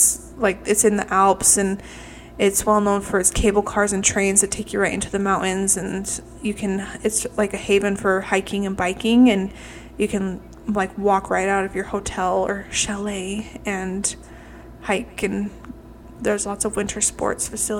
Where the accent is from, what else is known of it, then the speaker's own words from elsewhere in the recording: Utah, United States; we're from Utah